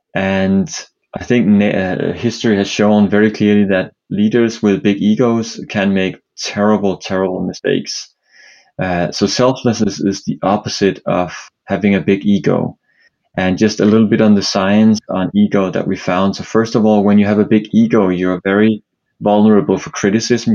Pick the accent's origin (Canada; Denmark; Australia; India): Denmark; Copenhagen, Capital Region of Denmark; now in New York, United States; I'm uh, originally from uh, Denmark, Copenhagen, uh, but live in New York nowadays